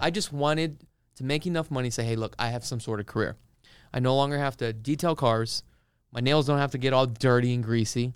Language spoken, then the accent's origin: English; Honolulu, Hawaii, United States; now in Las Vegas, United States; originally, um, I am from Honolulu, Hawaii, and, uh, I actually moved up here about twenty years ago